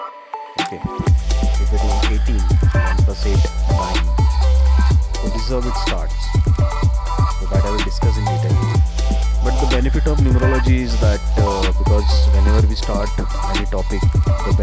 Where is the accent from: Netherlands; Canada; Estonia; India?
India; Mumbai, Maharashtra; I'm from Mumbai